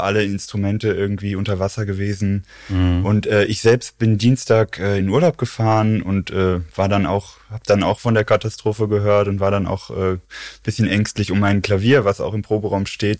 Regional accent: Xanten, North Rhine-Westphalia, Germany; moved away as an adult; now in Cologne, Germany; ursprünglich, ursprünglich komme ich aus Xanten. Das ist so 100 Kilometer nördlich von Köln an der ja. holländischen Grenze

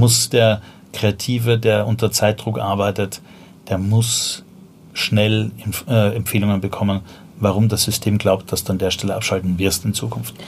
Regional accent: Vienna, Austria; accent: Viennese; moved away as an adult; also born or lived in Berlin; now in Germany; ich komme ursprünglich aus Wien

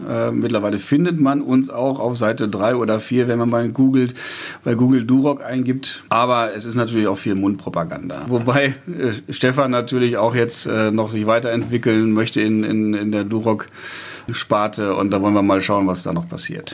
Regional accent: Lüdenhausen, North Rhine-Westphalia, Germany; Ich komme aus Lüdenhausen kleines Dorf

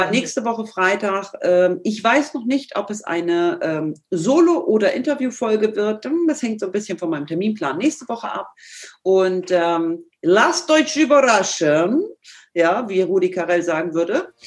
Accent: Northern Germany, Germany; accent: Hamburg; ich mache es mit dem Hamburger Slang, manchmal ein bisschen nasal, aber so ist das eben. Ja? Ich komme eben aus dem Norden und du aus dem Pott.

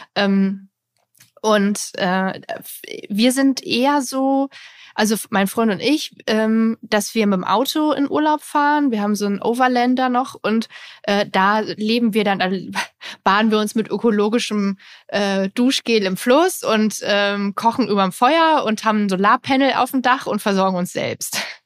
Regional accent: GDR, East Germany, Germany; ich komme ja auch aus der DDR

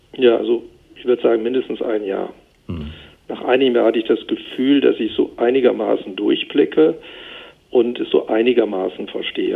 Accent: North Hesse, Germany; moved away as an adult; now in Brussels, Belgium; Heimat ist für mich dort, wo ich herkomme, Nordhessen, Hessen

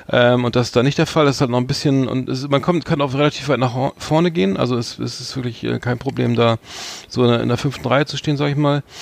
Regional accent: Wales, United Kingdom; German is a second language; Ich komme aus Wales.

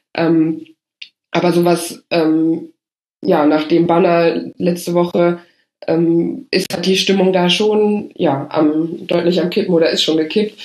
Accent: Rhineland, Germany; als Rheinländerin

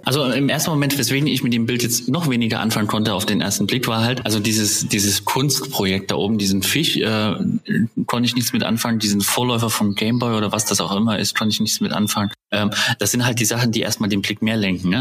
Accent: East Germany, Germany; ich bin ja ein Kind der DDR

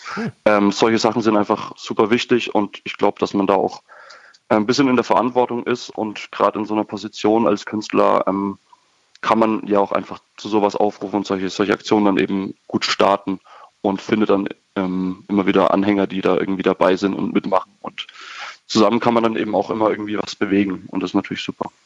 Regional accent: Würzburg, Bavaria, Germany; aus Würzburg kommen wir

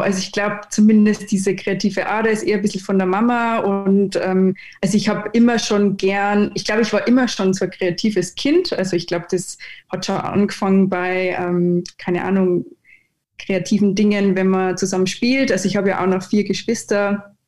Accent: Neuhofen im Innkreis, Upper Austria, Austria; now in Munich, Germany; ich komme ursprünglich aus Oberösterreich, äh, lebe jetzt aber seit 13 Jahren in München

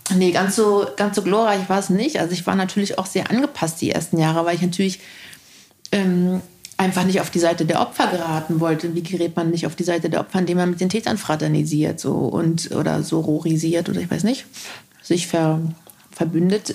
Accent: Berlin, Germany; also born or lived in East Germany (GDR); ich bin in Tempelhof groß geworden

